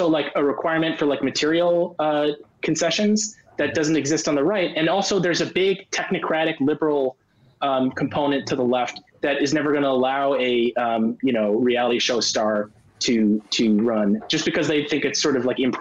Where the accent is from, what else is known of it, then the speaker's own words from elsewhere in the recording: California, United States; I grew up in California